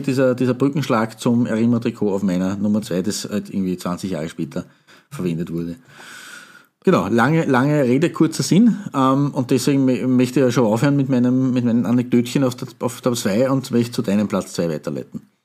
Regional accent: Austria; hier bei uns in Österreich

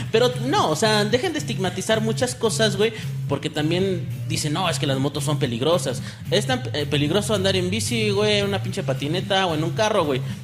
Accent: Mexico City, Mexico; Nosotros somos de la Ciudad de México

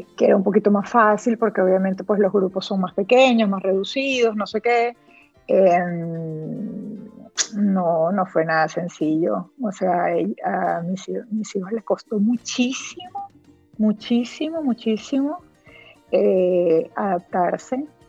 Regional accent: Puerto Ordaz, Bolívar, Venezuela; moved away as an adult; also born or lived in Miami, United States; now in Spain; yo soy de Puerto Ordaz en, Venezuela, o sea, que es una ciudad que todavía es relativamente pequeña, que, que pues, nos conocemos muchas personas, mis hijos llegaron a estudiar con con muchachos

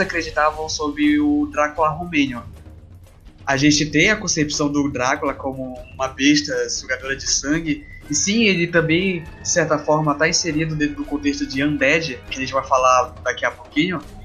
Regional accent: Pará, Brazil; sou brasileiro, sou paraense, como a maioria que estamos aqui

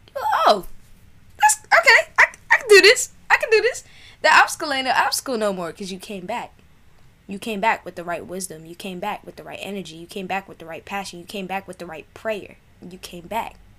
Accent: New York City, New York, United States; moved away; I grew up in South Jamaica, New York

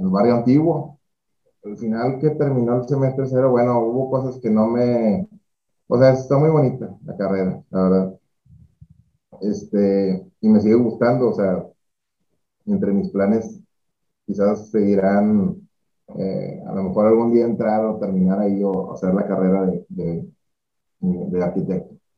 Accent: Monclova, Coahuila, Mexico; moved away as an adult; now in Monterrey, Mexico; soy de Monclova, de Monclovita la Bella. Eh, pues estuvimos, bueno, hasta ahí estudié la prepa

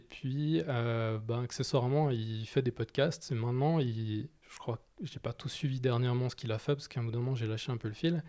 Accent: Geneva, Switzerland; j'ai grandi à Genève

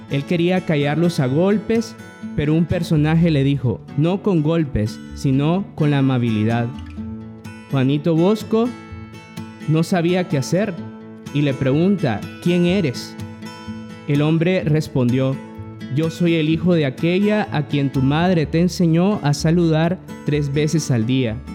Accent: Nicaragua; soy hermano salesiano y como bien acaban de decir, soy nicaragüense.

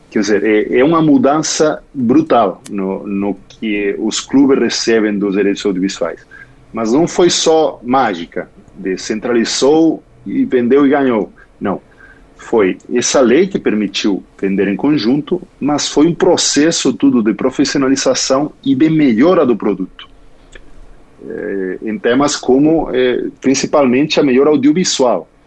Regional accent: Galicia, Spain; Portuguese is a second language; moved away as an adult; now in São Paulo, Brazil; Eu sou espanhol, sou da Galícia, bem próximo a Portugal, e, é, e moro no Brasil há três anos.

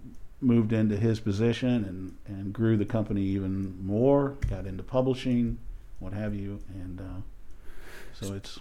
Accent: Overland Park, Kansas, United States; also born or lived in South Bend, Indiana; I grew up in Overland Park, and I have one brother who's older.

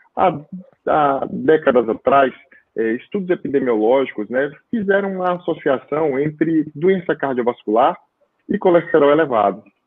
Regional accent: Itabuna, Bahia, Brazil; moved away as an adult; also born or lived in Petrópolis / São Paulo; Hoje eu moro na Bahia desde 2007, eu voltei para cá, para Bahia, na minha cidade Natal, estou em Itabuna, sul da Bahia

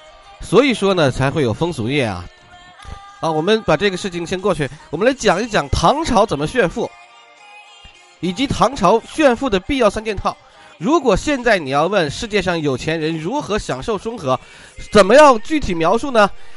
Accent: China; 我们中国人在那么早之前就开始贩卖黑奴了吗？

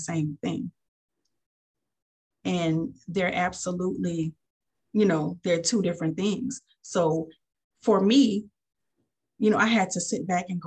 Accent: New Orleans, Louisiana, United States; now in Fort Walton Beach, United States; I'm from New Orleans

